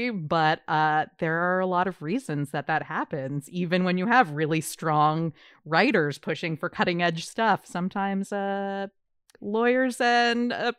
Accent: Canada; Hello, Canada. I'm also Canadian. I don't know why I said that like an outsider. I'm half Canadian, half American.

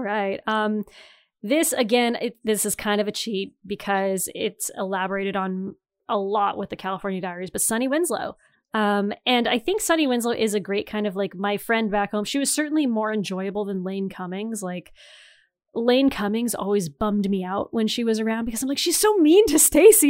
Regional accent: Northeastern Ontario, Canada; moved away as an adult; also born or lived in Toronto; I'm from Northeastern Ontario where everyone is white and French Canadian

